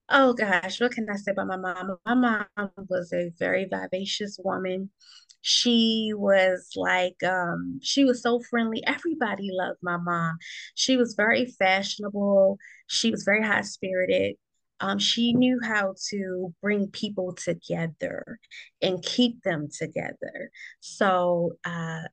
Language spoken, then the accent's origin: English; Baltimore, Maryland, United States; I am from Baltimore, Maryland, but we call it over here Bodymore or Bmore